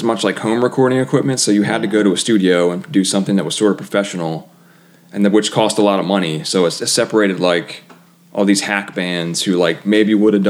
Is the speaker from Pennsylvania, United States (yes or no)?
yes; Philadelphia, Pennsylvania, United States; moved away as an adult; now in Indiana, United States; I'm from Philadelphia.